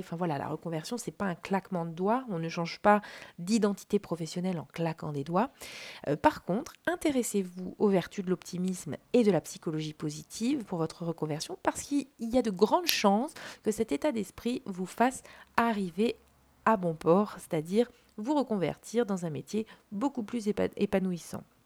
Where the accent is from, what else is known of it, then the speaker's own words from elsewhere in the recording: France; en tant que Français